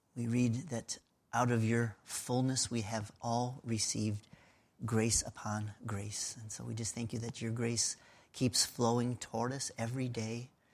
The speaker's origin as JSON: {"language": "English", "region": "Pennsylvania", "country": "United States", "tie": "born or raised there", "said": "I was born in Pennsylvania."}